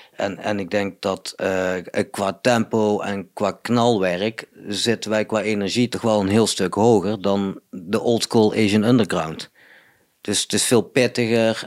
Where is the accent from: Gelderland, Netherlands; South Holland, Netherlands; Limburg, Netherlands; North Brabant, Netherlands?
North Brabant, Netherlands; Budel; now in Eindhoven, Netherlands; Budel ben ik opgegroeid. Wel in Eindhoven geboren